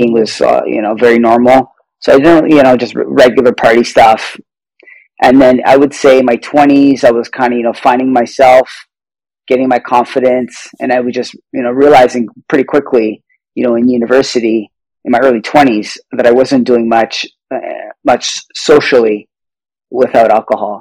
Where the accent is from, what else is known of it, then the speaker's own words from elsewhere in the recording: Toronto, Ontario, Canada; I'm from Toronto, Canada.